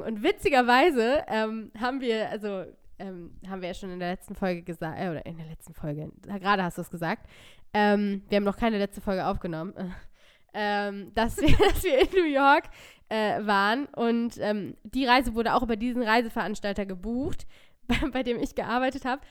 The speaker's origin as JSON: {"language": "German", "area": "near Hanover", "region": "Lower Saxony", "country": "Germany", "tie": "born or raised there", "said": "ich komme aus der Nähe von Hannover. Ähm, und ich habe eigentlich auch bis auf ganz kurze Ausreißer immer in der Nähe von Hannover oder in Hannover ähm, gelebt"}